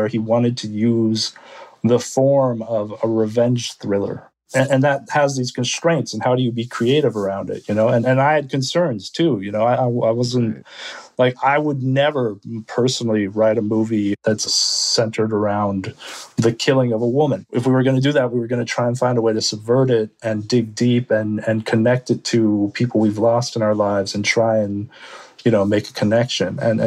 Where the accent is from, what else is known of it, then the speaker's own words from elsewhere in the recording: United States; I'm Korean American